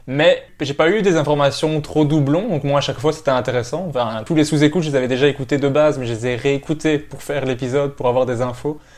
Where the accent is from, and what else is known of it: Belgium